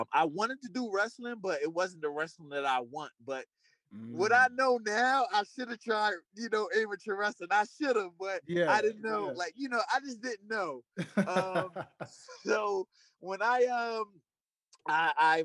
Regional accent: Trenton, New Jersey, United States; I was born and raised in Trent, New Jersey, which is like an inner city.

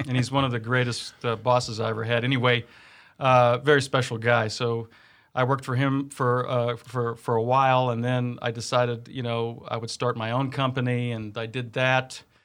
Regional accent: Kansas City, Missouri, United States; moved away as an adult; also born or lived in Blue Valley, Kansas; growing up here in K C

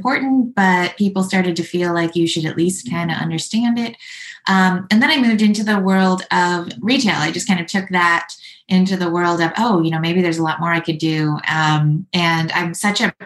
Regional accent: Midwest, United States; moved away as an adult; also born or lived in New York; I'm actually from the Midwest, but I moved to New York to live the artist dream

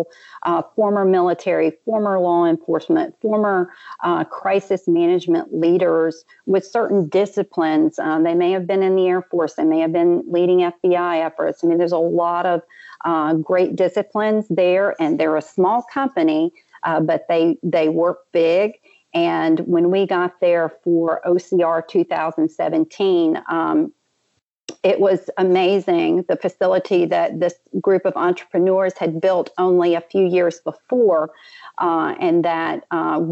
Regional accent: New Orleans, Louisiana, United States; I'm from the New Orleans area

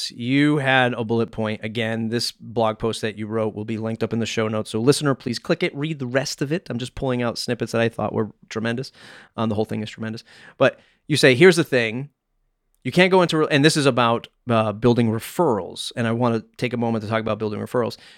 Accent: Nigeria; as a Nigerian woman who grew up with survival first mindset, learning to say no was pivotal to changing my mindset.

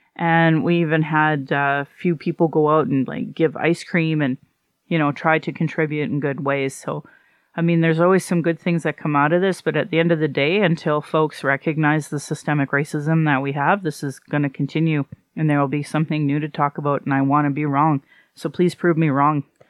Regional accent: Calgary, Alberta, Canada; I was born in Calgary

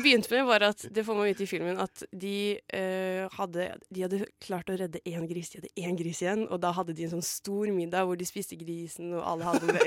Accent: Asker, Akershus, Norway; moved away; jeg var hjemme i Asker

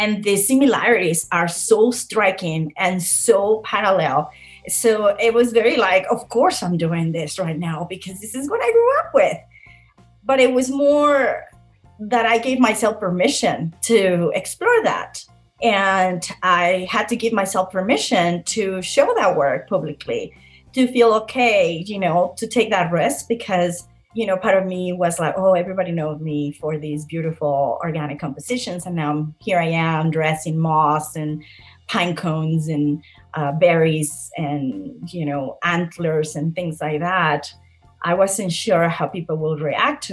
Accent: Mexico; born or raised there

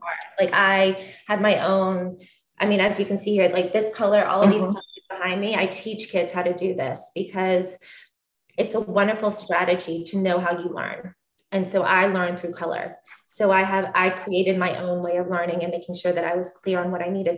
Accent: Columbus, Georgia, United States; I am originally from the deep south in, in Columbus, Georgia

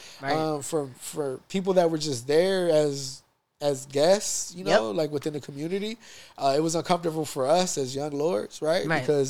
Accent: United States; being American Boricuas from the States.

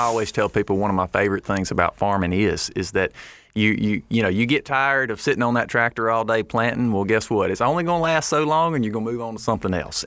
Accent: Lake Providence, Louisiana, United States; we're from Northeast Louisiana, from Lake Providence, and we farm rice, corn, and soybeans.

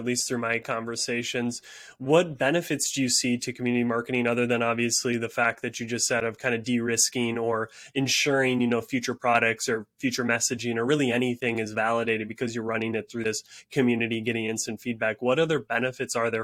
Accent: Upper Peninsula, Michigan, United States; I grew up in Michigan, the Upper Peninsula

